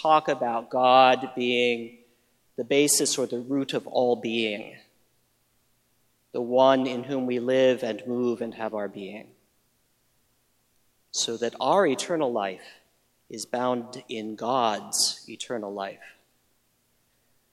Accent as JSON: {"language": "English", "region": "Midwest", "country": "United States", "tie": "born or raised there", "said": "When I was growing up in the Midwest"}